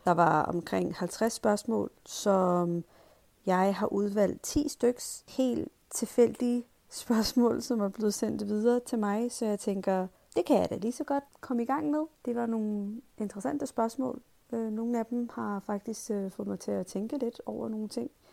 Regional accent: Pakistan; now in Denmark; i min skoletid, da jeg gik i skole i Pakistan

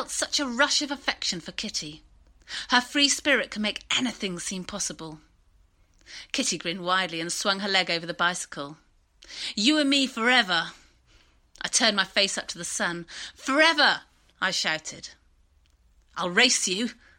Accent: Bath, South West England, United Kingdom; I used to cycle to school, and I grew up in Bath

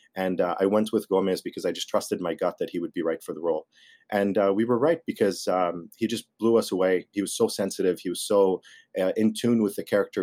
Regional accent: Lebanon; I grew up in Lebanon

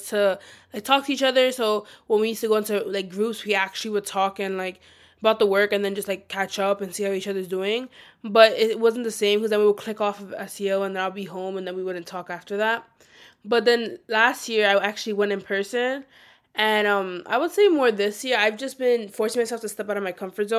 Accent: New York City, New York, United States; we're all from New York City

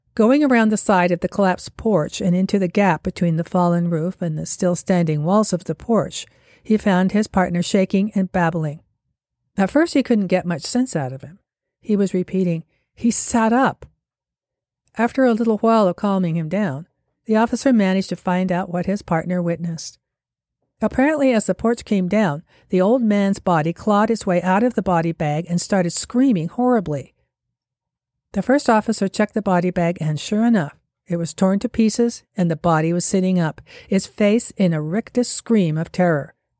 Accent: Salt Lake City, Utah, United States; here in Salt Lake City, my hometown

